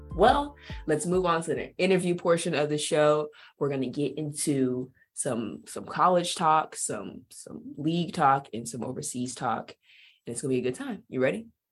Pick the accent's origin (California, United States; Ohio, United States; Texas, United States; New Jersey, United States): California, United States; Bakersfield; moved away as an adult; also born or lived in Hungary / Turkey; now in Arizona, United States; I'm from Bakersfield, California